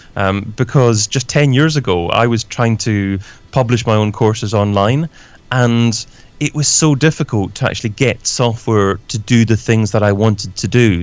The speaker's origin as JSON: {"language": "English", "region": "Scotland", "country": "United Kingdom", "moved": "yes", "lives_now": "London, United Kingdom", "said": "I'm originally from Scotland, but I'm based in London myself, in the UK as well"}